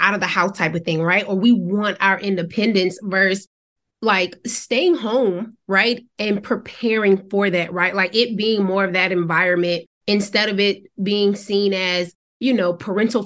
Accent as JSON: {"language": "English", "town": "Savannah", "region": "Georgia", "country": "United States", "also_born_or_lived": "Nashville, Tennessee", "moved": "as an adult", "said": "I'm from Georgia, Savannah, Georgia."}